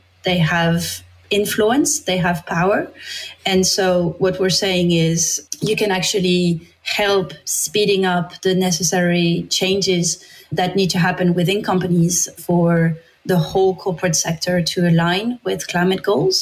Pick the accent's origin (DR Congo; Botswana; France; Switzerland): France; English is a second language; moved away as an adult; I'm from France.